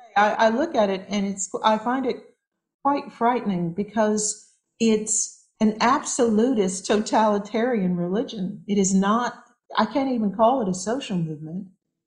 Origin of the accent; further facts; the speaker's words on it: California, United States; I come from California, so I care about using recyclable things.